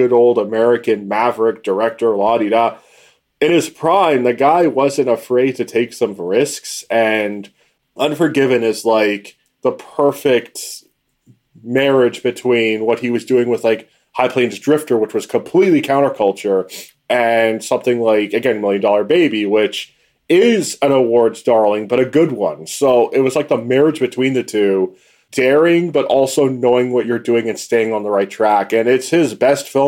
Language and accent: English; South Africa; I'm South African, so there's a huge connection there.